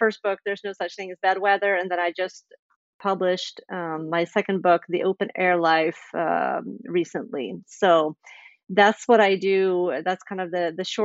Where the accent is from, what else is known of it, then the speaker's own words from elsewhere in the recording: Sweden; moved away as an adult; also born or lived in Indiana, United States; I grew up in Sweden, but I've also lived in the States for 15 years. Just moved back to Sweden about 4 years ago